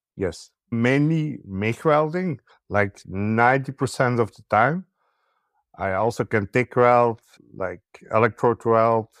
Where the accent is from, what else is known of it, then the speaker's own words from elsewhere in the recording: Belgium; I'm from Belgium.